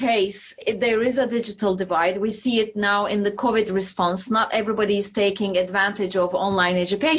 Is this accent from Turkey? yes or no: yes; Turkey; I'm from Turkey.